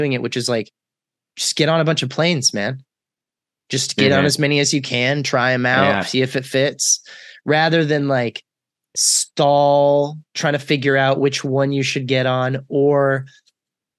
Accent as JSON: {"language": "English", "region": "Texas", "country": "United States", "also_born_or_lived": "North Carolina", "moved": "as an adult", "said": "I'm from Texas"}